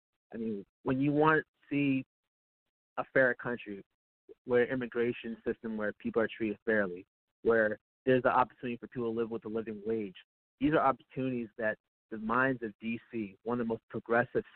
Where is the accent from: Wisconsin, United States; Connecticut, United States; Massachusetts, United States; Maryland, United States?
Massachusetts, United States; Boston; now in Washington, D.C., United States; I was born and raised in Roxbury, Massachusetts, the inner city of Boston.